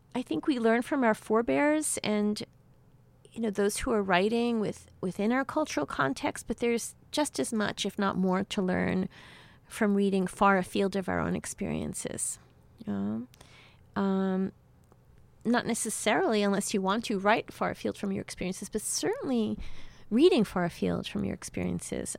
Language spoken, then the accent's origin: English; New York City, New York, United States; also born or lived in Havana, Cuba; I grew up in New York City